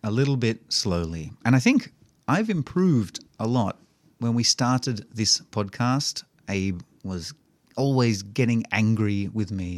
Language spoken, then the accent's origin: English; Melbourne, Victoria, Australia; moved away; I'm from Melbourne